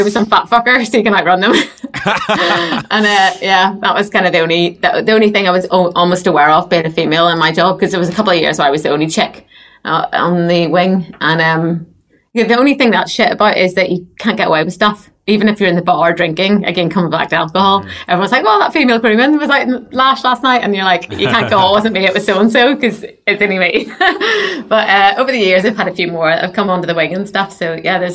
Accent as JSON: {"language": "English", "area": "Northern Irish", "region": "Northern Ireland", "country": "United Kingdom", "moved": "yes", "lives_now": "Basingstoke, United Kingdom", "said": "me being Northern Irish"}